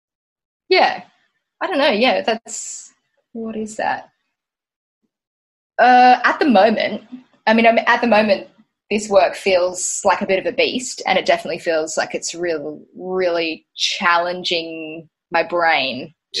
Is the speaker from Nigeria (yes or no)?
no; Tweed Heads, New South Wales, Australia; moved away as an adult; also born or lived in Gold Coast, Queensland / Brisbane; I grew up in Tweed Heads, so technically not the Gold Coast, but right on the border. I mean, I did. I grew up on the Gold Coast